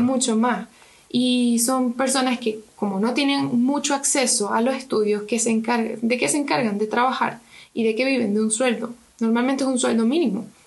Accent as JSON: {"language": "Spanish", "country": "Venezuela", "moved": "yes", "lives_now": "Chile", "said": "la generación que huyó de Venezuela"}